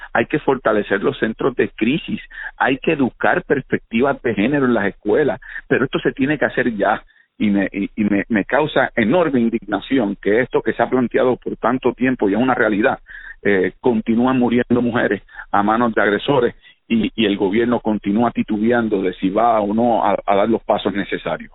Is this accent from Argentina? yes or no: no; Caguas, Puerto Rico; crecimos en Condado moviendo en Caguas, mi vida giraba en torno a la bicicleta y a la cancha allí al lado de casa